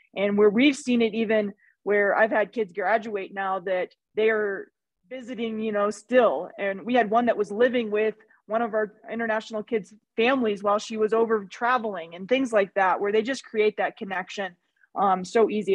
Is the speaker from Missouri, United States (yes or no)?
yes; Missouri, United States; now in Wyoming, United States; I was from Missouri